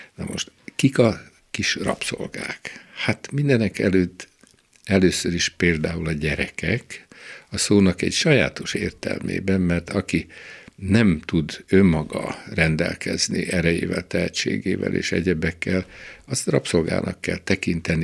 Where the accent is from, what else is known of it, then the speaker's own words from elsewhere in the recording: Nyíregyháza, Szabolcs-Szatmár-Bereg, Hungary; also born or lived in Szolnok / Budapest; Nyíregyházán ráadásul ott a, a közelünkben 20 méterre vagy 30 méterre a kápolnától, ahol én fölnőttem